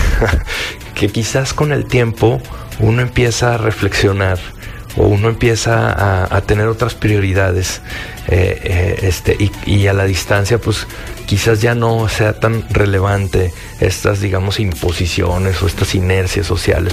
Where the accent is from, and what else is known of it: Mexico